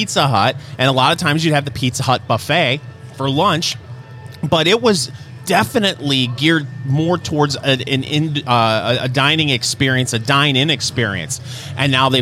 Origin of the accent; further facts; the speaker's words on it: Michigan, United States; I'm from Michigan